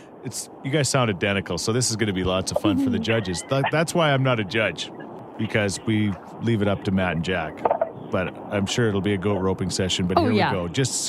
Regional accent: Edmonton, Alberta, Canada; I mean, I'm like 19 years old or whatever. We're from Edmonton

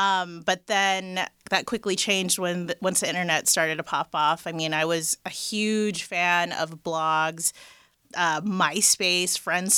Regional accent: Los Angeles, California, United States; and raised in LA, the Valley. I'm very proud to be from the Valley. I don't know why people hate on it, but I'm from the Valley.

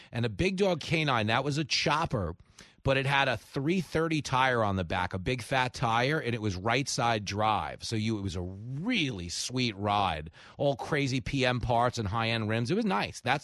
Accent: Levittown, New York, United States; growing up in Levittown

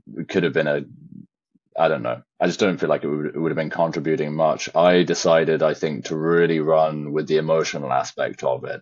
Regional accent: Shropshire, West Midlands, United Kingdom; born or raised there

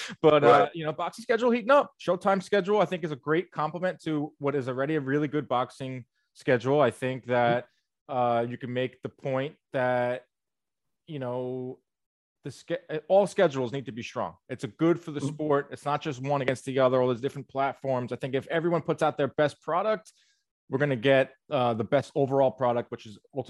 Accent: New York, United States; I'm excited about that as a New Yorker

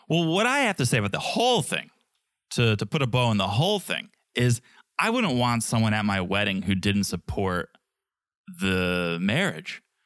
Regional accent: United States; I'm an American

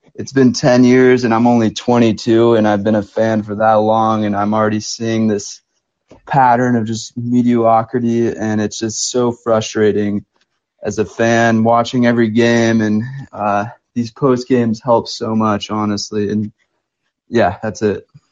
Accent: California, United States; I'm from California

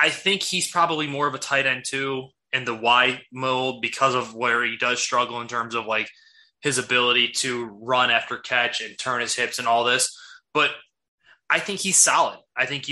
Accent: Chicago, Illinois, United States; We are from the Chicago area

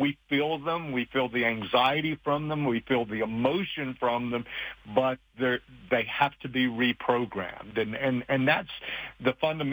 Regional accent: Appalachian Mountains, United States; moved away; I grew up very poor in the Appalachian Mountains.

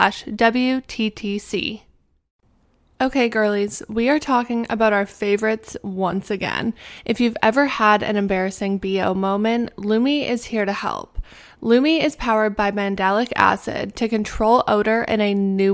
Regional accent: Canada; As a Canadian, I got my passport literally after I got my name when I came out of the womb.

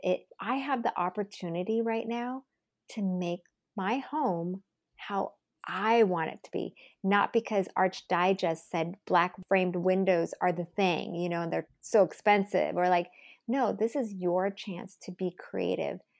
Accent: United States; I'm Asian American

